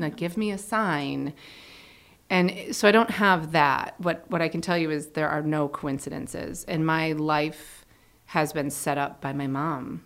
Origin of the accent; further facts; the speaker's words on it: Connecticut, United States; I grew up in Connecticut.